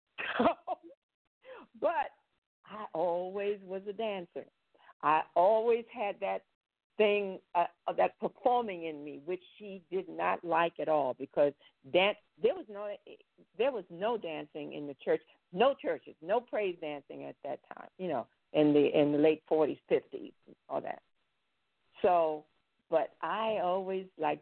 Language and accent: English; New York City, New York, United States; moved away; also born or lived in Paris; I was born in Brooklyn.